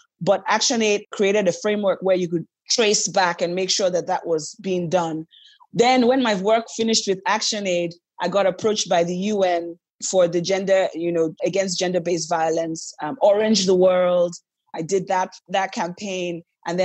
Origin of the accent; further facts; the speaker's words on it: Niger Delta, Nigeria; because I'm from the Niger Delta, where there's a prevalence of guns and ammunition in the wrong hands